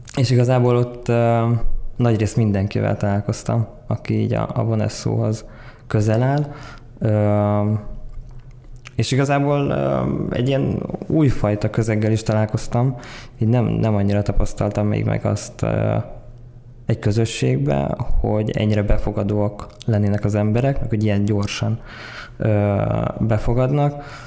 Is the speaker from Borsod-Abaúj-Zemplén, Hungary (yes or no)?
yes; Tokaj, Borsod-Abaúj-Zemplén, Hungary; moved away as an adult; also born or lived in Miskolc; now in Budapest, Hungary; 95-ben születtem Miskolcon, Tokajban nőttem fel